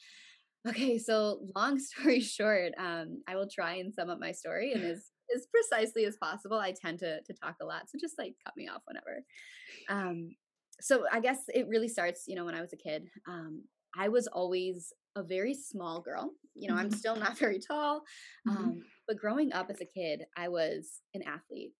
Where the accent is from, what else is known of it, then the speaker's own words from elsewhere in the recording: Chicago, Illinois, United States; I'm from Chicago, Illinois